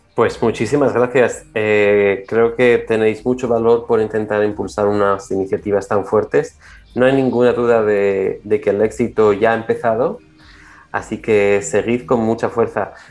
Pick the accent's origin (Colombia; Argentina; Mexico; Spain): Spain; como buenos españoles